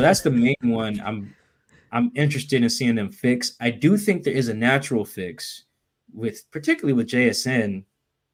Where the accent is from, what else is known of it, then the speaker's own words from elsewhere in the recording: Seattle, Washington, United States; I'm from Seattle too